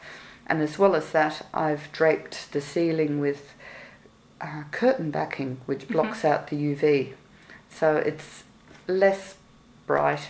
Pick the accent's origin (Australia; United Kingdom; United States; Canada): Australia; moved away; I'm Australian